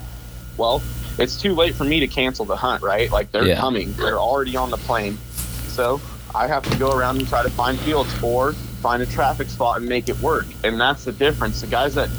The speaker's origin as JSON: {"language": "English", "town": "Moses Lake", "region": "Washington", "country": "United States", "said": "I'm from Moses Lake. There's probably 35,000 people in this town"}